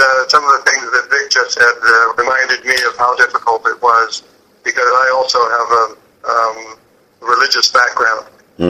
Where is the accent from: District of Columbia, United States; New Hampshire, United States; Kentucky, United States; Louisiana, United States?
District of Columbia, United States; Washington; now in Los Angeles, United States; I've lived in Los Angeles for almost 30 years, but I was born in Washington, D.C.